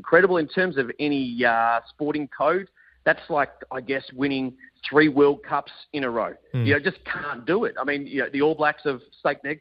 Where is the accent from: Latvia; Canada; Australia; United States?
Australia; being an Australian